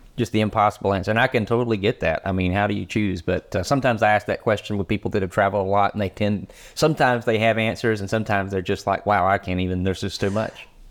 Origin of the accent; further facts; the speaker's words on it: United States; for us Americans